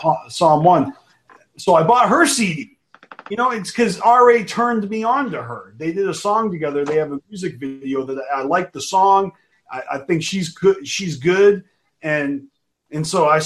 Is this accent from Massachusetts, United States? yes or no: yes; Massachusetts, United States; I'm from Massachusetts. I'm in Detroit.